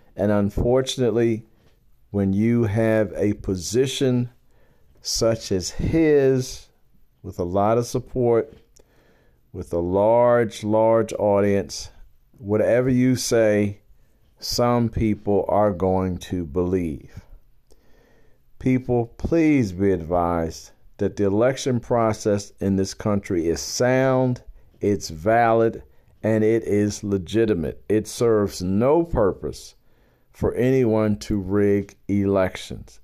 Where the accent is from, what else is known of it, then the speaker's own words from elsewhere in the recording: Baltimore, Maryland, United States; I am a black man born and bred in Baltimore, Maryland.